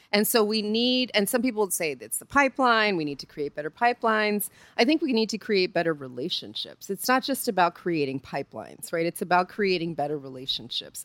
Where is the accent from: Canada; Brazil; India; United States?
United States; New York; I'm from New York